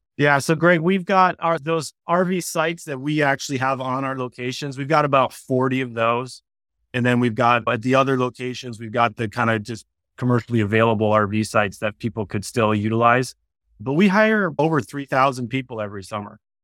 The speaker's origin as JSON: {"language": "English", "region": "Wisconsin", "country": "United States", "tie": "born or raised there", "moved": "yes", "said": "I grew up in a very small town in Wisconsin"}